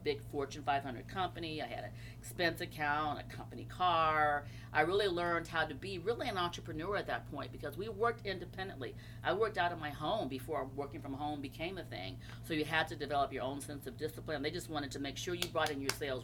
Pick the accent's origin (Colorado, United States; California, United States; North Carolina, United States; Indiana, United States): California, United States; Los Angeles; moved away as an adult; also born or lived in Tennessee; now in Oakland, United States; I was born in Tennessee, but my parents moved to Los Angeles when I was 3 and a half